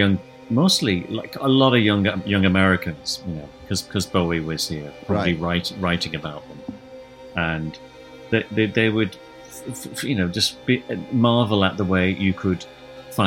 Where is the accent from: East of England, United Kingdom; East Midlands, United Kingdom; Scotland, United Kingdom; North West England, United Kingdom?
North West England, United Kingdom; Liverpool; moved away as an adult; also born or lived in New York City; now in Berlin, Germany; I just come to Berlin, not from Liverpool directly, but I was originally from Liverpool.